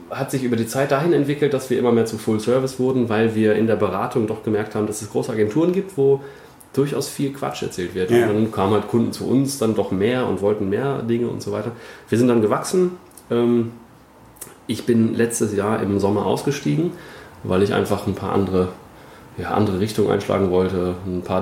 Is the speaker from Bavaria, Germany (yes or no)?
no; Bielefeld, North Rhine-Westphalia, Germany; born there; Ich äh, bin gebürtiger Bielefelder.